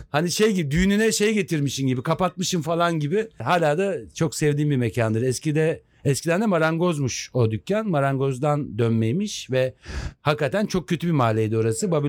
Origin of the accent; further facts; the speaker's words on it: Tekirdağ, Turkey; O yani onun için Tekirdağ çok makuydu. Tekirdağlıyım bu